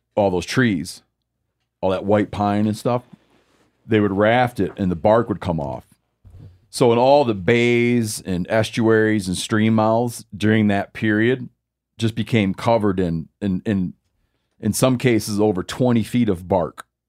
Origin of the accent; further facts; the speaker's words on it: Lake Michigan, United States; moved away; when I was growing up in Lake Michigan